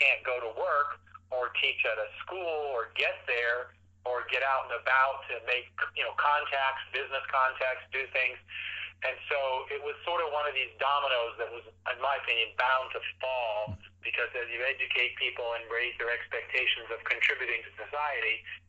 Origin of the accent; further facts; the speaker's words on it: Saudi Arabia; I grew up in Saudi Arabia in the 60s and 70s, spent many years there, and witnessed a lot of the change.